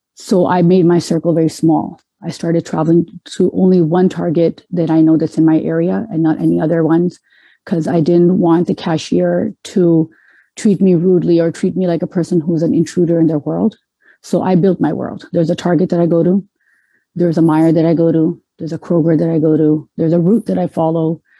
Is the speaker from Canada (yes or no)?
yes; Canada; moved away as an adult; also born or lived in Metro Detroit, Michigan, United States; now in Detroit, United States; I was born and raised in Canada, so I saw myself as a Canadian